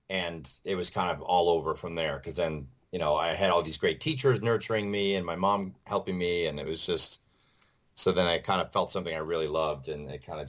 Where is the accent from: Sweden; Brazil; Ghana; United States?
United States; Webster, New York; moved away as an adult; also born or lived in Rochester, New York; now in New York City, United States; So I tell people Rochester, but really I'm from Webster.